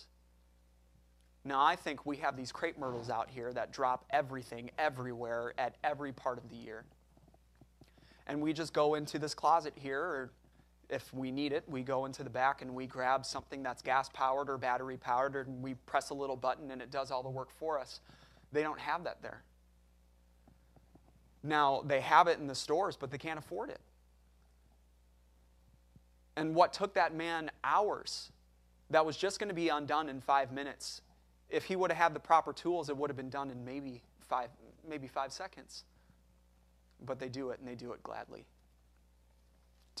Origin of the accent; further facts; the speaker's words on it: United States; we are all American